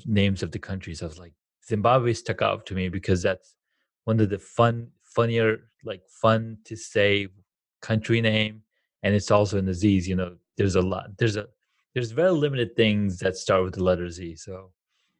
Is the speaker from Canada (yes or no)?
no; Saudi Arabia; now in United States; I grew up in Saudi Arabia